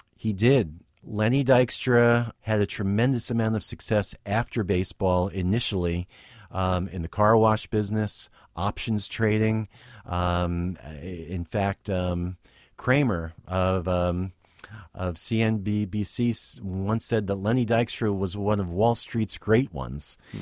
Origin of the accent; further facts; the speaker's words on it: Westwood, New Jersey, United States; I grew up in a town in New, in northern New Jersey, uh, Westwood, New Jersey